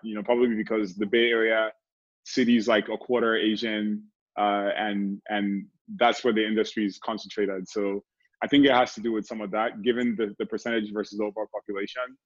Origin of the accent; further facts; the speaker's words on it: Nigeria; moved away as an adult; now in United States; I grew up in Nigeria, great country also, but I've been here the majority of my life